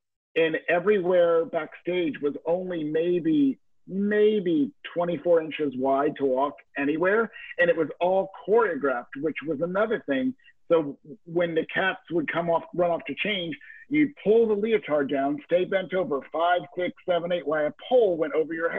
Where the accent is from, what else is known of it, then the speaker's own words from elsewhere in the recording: North Carolina, United States; also born or lived in California / Niagara Falls; So I was born in California and then moved to Niagara Falls until I was about seven, and then North Carolina for most of my junior high and high school life.